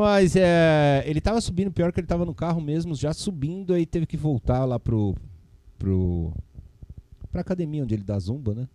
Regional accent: São Paulo, Brazil; also born or lived in Piraju / Ribeirão Claro / Chavantes; E eu sou aqui da Avenida Pompeia

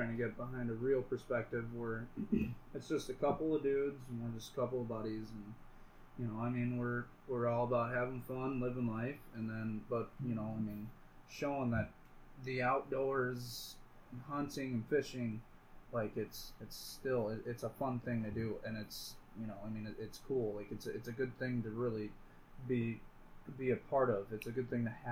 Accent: United States; I grew up right on the Mississippi

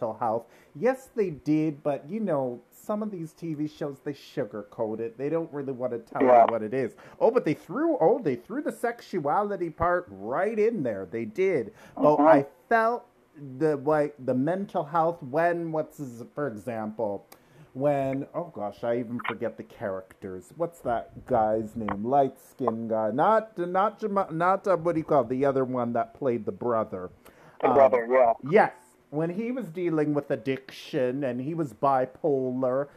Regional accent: Durham Region, Ontario, Canada; I grew up in Durham region too

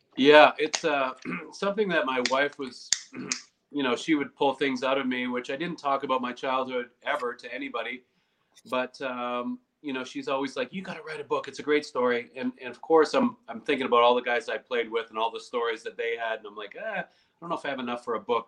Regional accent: Canada; being a Canadian

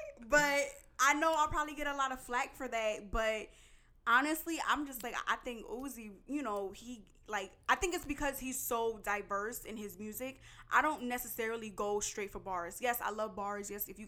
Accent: New Jersey, United States; also born or lived in New York; I'm straight from the East Coast, born and raised. Mm-hmm. I'll rip it till I die. No, let me stop. But now I'm from the Tri-State, originally born in Jersey. All my family's from New York, Brooklyn to be exact.

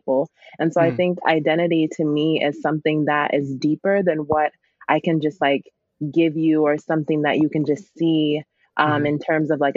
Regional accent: Grand Rapids, Michigan, United States; also born or lived in Lusaka, Zambia / Berrien Springs, Michigan; I came here when I was 3 years old

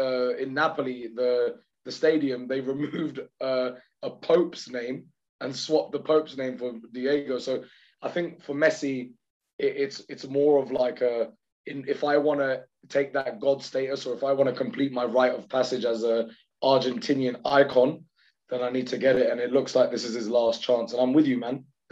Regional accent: Pakistan; I'm just biased because I'm Pakistani

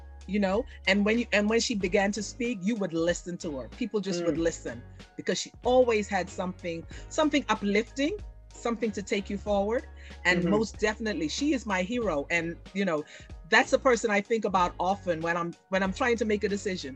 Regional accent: Nassau, Bahamas; moved away; I'm from the Bahamas, Nassau, Bahamas

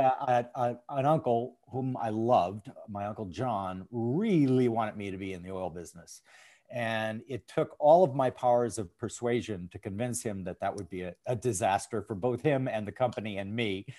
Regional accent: St. Paul, Minnesota, United States; I grew up in St. Paul, Minnesota

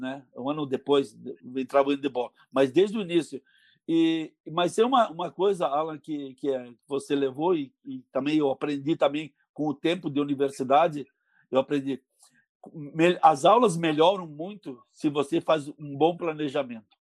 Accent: Bento Gonçalves, Rio Grande do Sul, Brazil; now in Caxias do Sul, Brazil; eu, sou de Bento Gonçalves. Quando eu vim morar em Caxias

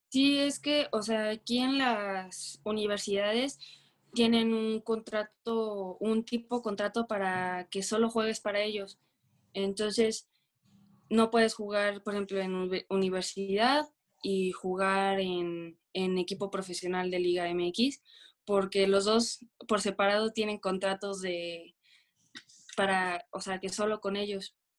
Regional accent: Veracruz, Mexico; soy de Veracruz, Veracruz, del puerto

